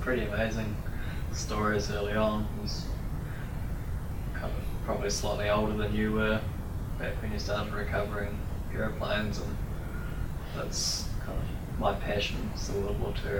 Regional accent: Masterton, Wellington, New Zealand; I'm from Masterton.

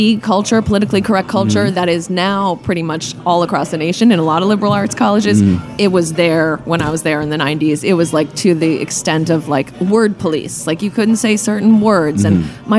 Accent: New York City, New York, United States; moved away as an adult; now in Philadelphia, United States; I grew up 18 years, born and raised in New York City, and always thought I would live there.

